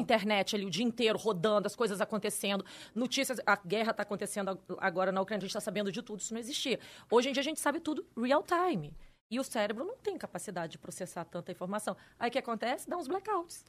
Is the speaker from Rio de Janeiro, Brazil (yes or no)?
yes; Campos dos Goytacazes, Rio de Janeiro, Brazil; now in São Paulo, Brazil; Na minha escola em Campos, eu sou de Campos Goitacazes.